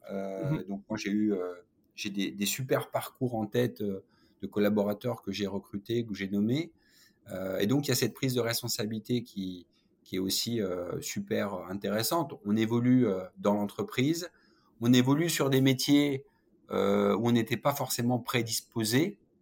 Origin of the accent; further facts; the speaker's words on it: Saône-et-Loire, Bourgogne-Franche-Comté, France; also born or lived in Auch, Gers (birthplace, south-west France); mon père a été muté en Saône-et-Loire